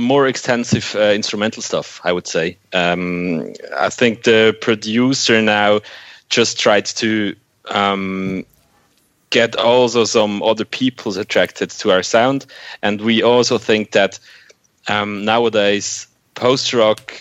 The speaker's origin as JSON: {"language": "English", "country": "Switzerland", "said": "we in Switzerland"}